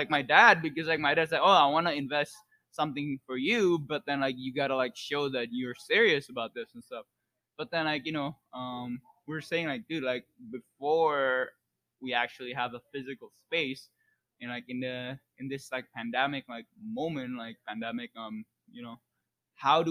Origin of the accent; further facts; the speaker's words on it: Indonesia; now in United States; I'm from Indonesia as well